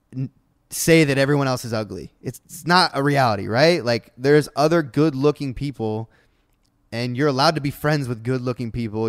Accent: Ohio, United States; now in Los Angeles, United States; I was from Ohio, and all I knew was Ohio, and then I moved out here

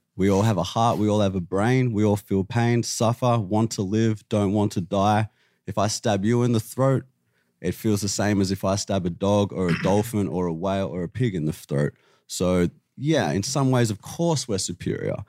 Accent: Australia; I'm from Australia

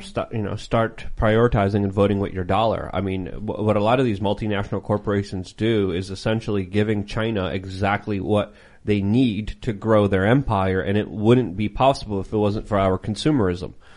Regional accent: Poland; first language Polish; English is a second language; moved away; I was born in Poland. I was raised in Poland.

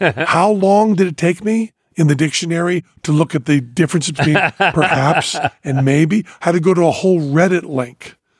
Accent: Spain; born there; I don't know the subjunctive tense. I was born in Spain.

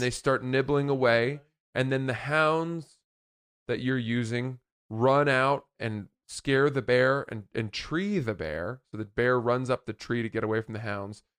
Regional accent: Maine, United States; a buddy of mine that I grew up in Maine

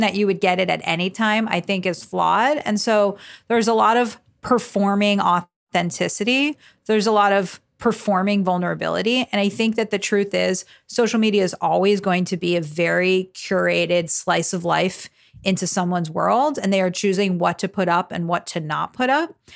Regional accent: South Florida, United States; I'm thirty-three years old and I'm from South Florida

